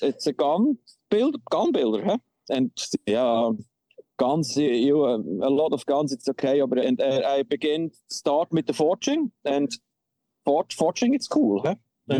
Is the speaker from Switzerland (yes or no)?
yes; Switzerland; first language Swiss German; English is a second language